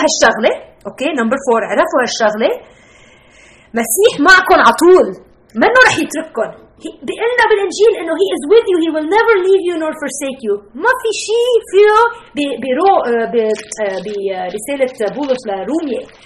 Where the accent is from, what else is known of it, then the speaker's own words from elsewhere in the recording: Lebanon; accent: Lebanese; moved away as an adult; now in Chicago, United States; وتربيت بلبنان ب 1970 و75 و80 و85